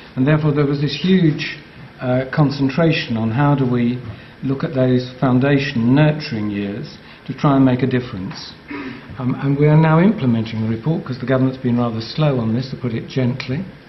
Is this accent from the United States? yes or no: no; England, United Kingdom; I love being English